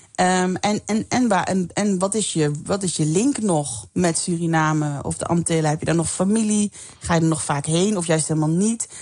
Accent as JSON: {"language": "Dutch", "region": "Limburg", "country": "Netherlands", "said": "ik kom zelf uit Limburg"}